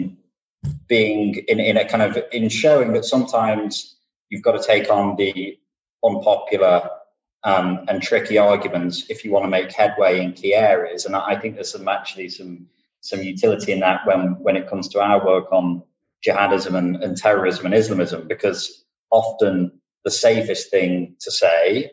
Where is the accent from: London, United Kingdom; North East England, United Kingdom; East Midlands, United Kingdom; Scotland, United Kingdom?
East Midlands, United Kingdom; Lincolnshire; moved away as an adult; also born or lived in United States; I'm from Lincolnshire, a county in the UK. I'm from an extraordinarily rural part of the UK originally. I always say where I grew up, there was a church and a post box.